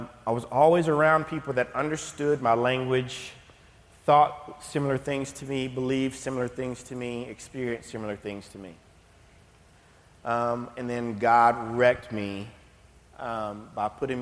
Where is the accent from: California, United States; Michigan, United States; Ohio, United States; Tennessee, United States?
Tennessee, United States; Knoxville; I grew up in Knoxville, born and raised.